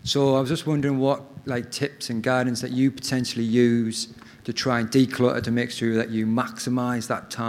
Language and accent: English; Middlesbrough, North East England, United Kingdom; now in New Zealand; I'm from Middlesbrough in the UK.